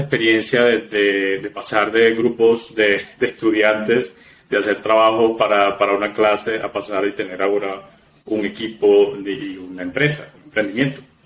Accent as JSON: {"language": "Spanish", "country": "Venezuela", "moved": "yes", "said": "yo soy también eh, inmigrante, soy venezolano"}